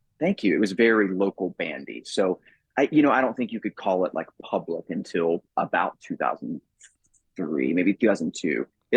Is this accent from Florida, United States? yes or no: yes; Tampa, Florida, United States; we grew up in Tampa, Florida